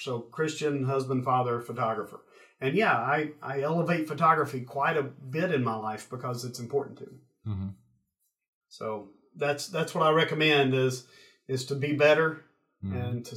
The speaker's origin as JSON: {"language": "English", "region": "East Tennessee", "country": "United States", "said": "I'm from East Tennessee"}